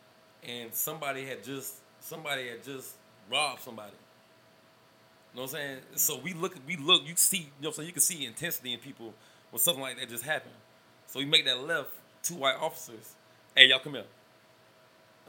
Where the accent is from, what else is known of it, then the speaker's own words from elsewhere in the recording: Georgia, United States; we was from Georgia.